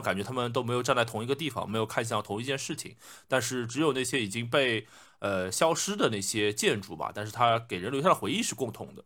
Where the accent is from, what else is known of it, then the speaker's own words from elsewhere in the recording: Shanghai, China; 用我们上海话来说